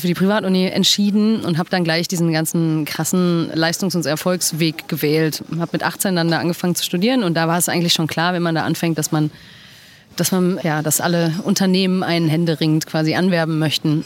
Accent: Dortmund, North Rhine-Westphalia, Germany; moved away as an adult; also born or lived in London; now in Berlin, Germany; ich bin in Dortmund geboren und aufgewachsen

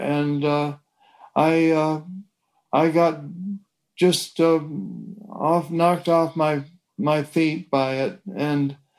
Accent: Fort Erie, Ontario, Canada; moved away as an adult; also born or lived in Toronto, Canada / Richmond, Virginia / New York; I was born in Toronto, Canada, and when I was 3 years of age, my parents moved to a small town in Canada opposite Buffalo, New York, and it was called Fort Erie, and that's where I was raised.

